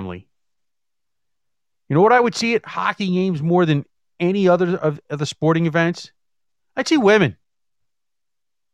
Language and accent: English; United States; we sit here as American citizens